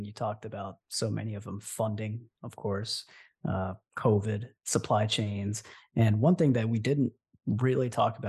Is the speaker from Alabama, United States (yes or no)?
yes; Alabama, United States; I'm from Alabama. I grew up in Alabama.